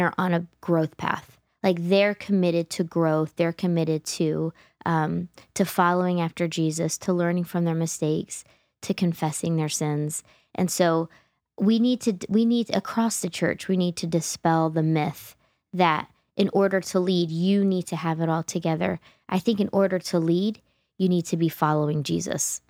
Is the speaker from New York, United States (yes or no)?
no; New Jersey, United States; growing up in Jersey